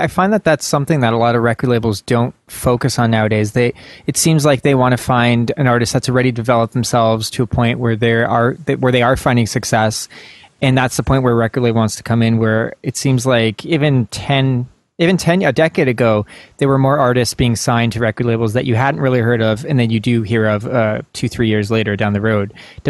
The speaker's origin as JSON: {"language": "English", "region": "Ontario", "country": "Canada", "said": "I'm from Canada"}